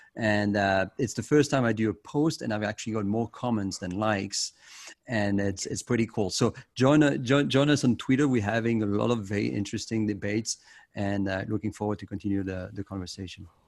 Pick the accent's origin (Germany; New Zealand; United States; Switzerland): Switzerland; in my home country in Switzerland